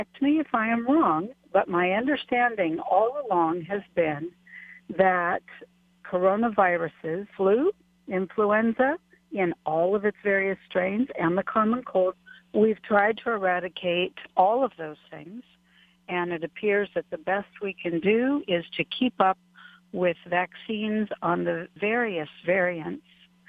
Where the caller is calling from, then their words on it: Waipahu, Hawaii, United States; I'm calling from Waikele.